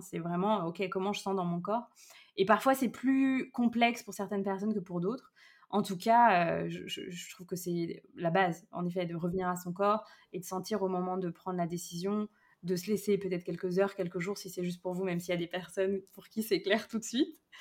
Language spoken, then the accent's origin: French; Brittany, France; born or raised there; moved away; also born or lived in Lyon region